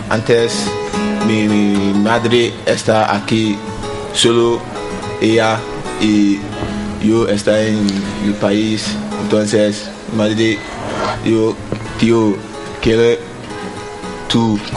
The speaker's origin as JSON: {"language": "Spanish", "country": "Ghana", "second_language": "Spanish", "said": "Eh, mi país es Ghana y está en África"}